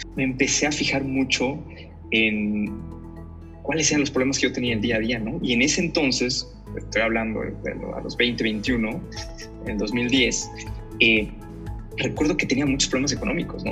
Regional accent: Campeche, Mexico; Soy de Campeche, nací en Campeche

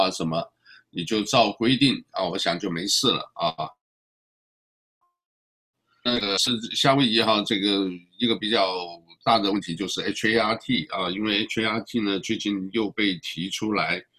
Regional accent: China; positive 这个我们中国人讲就是，呃，哎呀，很正面，很好的啊

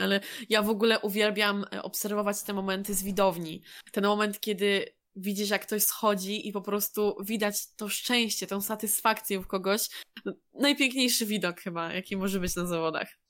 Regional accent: Poland; jesteśmy z Polski, wszyscy się mniej więcej znamy

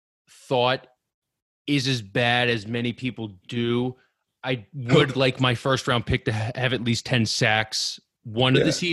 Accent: Lansdale, Pennsylvania, United States; No, I'm from Lansdale. I'm down the street.

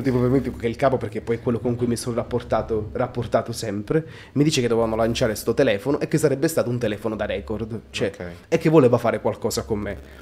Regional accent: Altomonte, Calabria, Italy; now in Milan, Italy; nel mio paesino

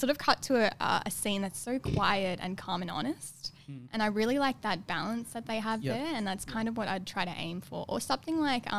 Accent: Brisbane, Queensland, Australia; moved away as an adult; also born or lived in London; So they came here when I was two. And then I grew up in Brisbane for most of my life.

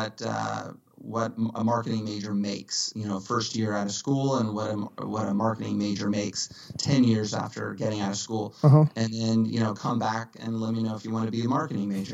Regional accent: Dallas, Texas, United States; moved away as an adult; now in Los Angeles, United States; From Dallas originally. Born and raised in Dallas in 1975

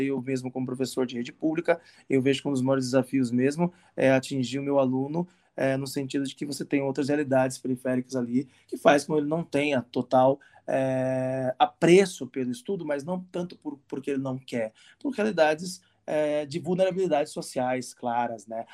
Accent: Santo André, São Paulo, Brazil; eu cresci num bairro em Santo André

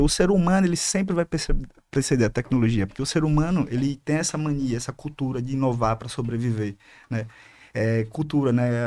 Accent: Aracaju, Sergipe, Brazil; Sou de Aracaju

